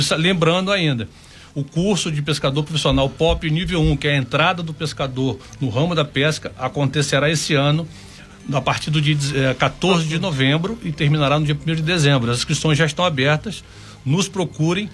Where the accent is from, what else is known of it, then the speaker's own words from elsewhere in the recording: Angra dos Reis, Rio de Janeiro, Brazil; da nossa bela Ilha Grande, querida Ilha Grande, do meu coração, onde eu fui criado